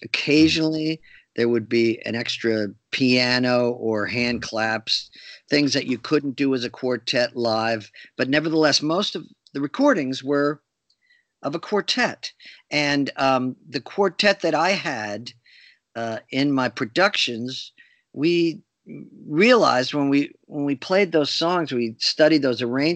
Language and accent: English; New Brunswick, New Jersey, United States; a theater in my hometown of New Brunswick, New Jersey